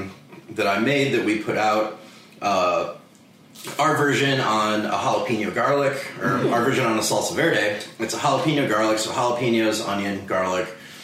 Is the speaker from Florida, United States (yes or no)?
no; Chicago, Illinois, United States; growing up in Chicago